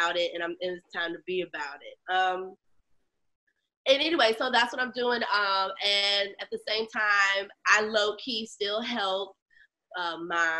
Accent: Chicago, Illinois, United States; also born or lived in Los Angeles / Hampton, Virginia; I'm from Chicago, born on the South Side, raised in the North Suburbs.

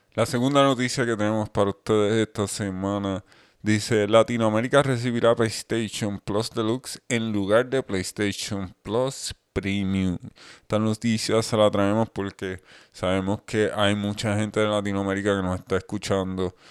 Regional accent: Puerto Rico; nosotros somos de Puerto Rico

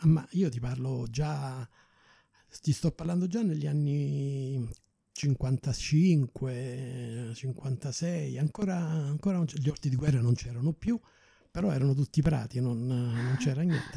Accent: Rome, Lazio, Italy; moved away as an adult; also born or lived in Cape Town; io pure so della Garbatella

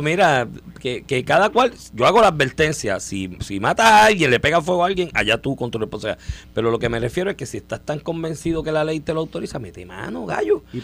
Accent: Comerío, Puerto Rico; si tú vives en Comerío, por ejemplo, que yo soy de Comerío

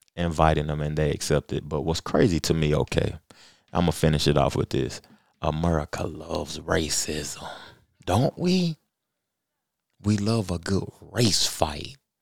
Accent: Knoxville, Tennessee, United States; I'm from Knoxville, man. I'm from Tennessee, the home of Pat Summit

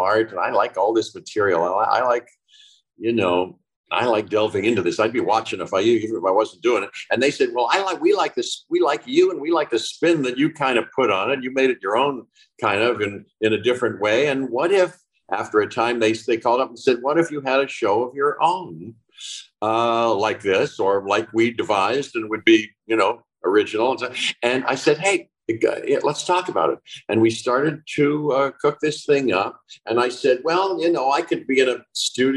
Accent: Pittsburgh, Pennsylvania, United States; moved away as an adult; I was born and grew up in Pittsburgh. I left there when I was 17, right after high school

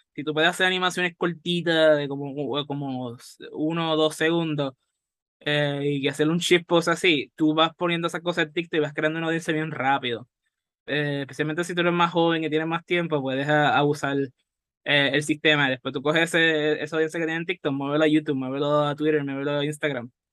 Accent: Puerto Rico; aquí en Puerto Rico, especialmente como somos, somos bilingües

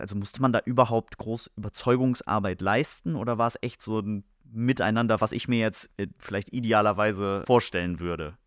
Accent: Oldenburg, Lower Saxony, Germany; hier bei uns in Oldenburg

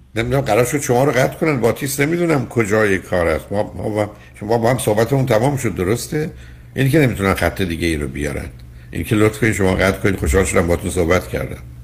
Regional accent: Iran; ما ایرانی هستیم

